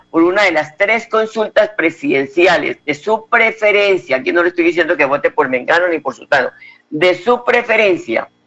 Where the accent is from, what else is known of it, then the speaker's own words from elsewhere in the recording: Colombia; Pero usted tiene que acercarse a las urnas como buen colombiano para sostener la democracia, porque somos nosotros los que sostenemos la democracia